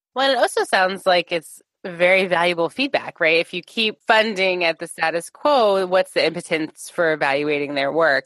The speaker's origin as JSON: {"language": "English", "country": "United States", "said": "I'm an American Jew."}